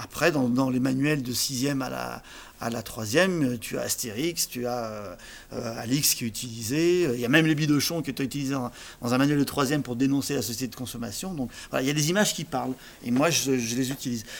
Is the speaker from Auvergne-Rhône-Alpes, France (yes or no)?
yes; Saint-Symphorien-sur-Coise, Auvergne-Rhône-Alpes, France; also born or lived in Saint-Martin-en-Haut; je suis né à Saint-Saint d'abord